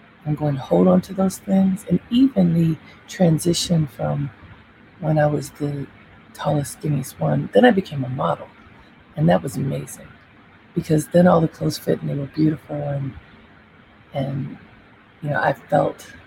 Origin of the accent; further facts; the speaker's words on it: Baltimore, Maryland, United States; I grew up in Baltimore, and I loved being in Baltimore as a child